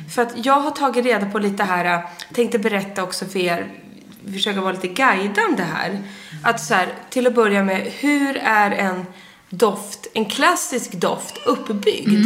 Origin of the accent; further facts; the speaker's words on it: Sundsvall, Västernorrland County, Sweden; moved away; när jag fyllde år uppe i Sundsvall, där jag är född